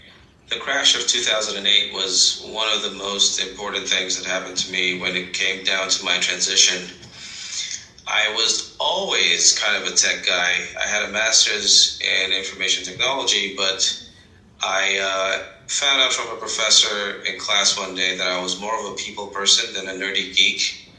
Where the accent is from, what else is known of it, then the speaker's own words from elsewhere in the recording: Nigeria; born there; I was born in Nigeria, but grew up around the world.